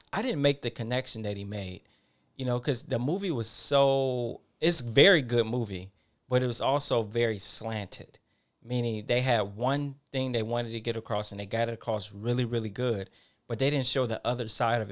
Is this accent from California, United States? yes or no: no; Detroit, Michigan, United States; I'm from Detroit, Michigan. Um, not the uh, I went to uh, Detroit public school system.